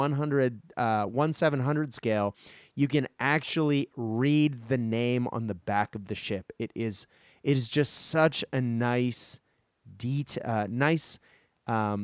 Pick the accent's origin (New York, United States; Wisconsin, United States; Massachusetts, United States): Massachusetts, United States; now in Australia; I am from Massachusetts, right near Lexington Green